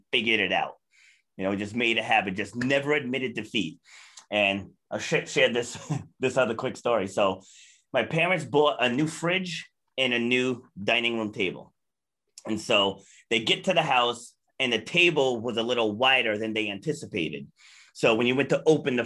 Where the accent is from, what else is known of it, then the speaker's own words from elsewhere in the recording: Charlestown, Rhode Island, United States; also born or lived in New York City, New York; We got a house down in Charlestown, like completely different environment than Brooklyn, New York and Queens, New York. So like I grew up